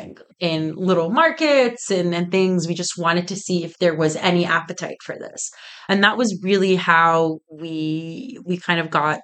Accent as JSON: {"language": "English", "country": "Egypt", "tie": "born or raised there", "also_born_or_lived": "Toronto, Canada / Oakville, Canada", "moved": "yes", "lives_now": "North Carolina, United States", "said": "I was born and raised in Egypt and then moved to Toronto in 2011 and went to school there"}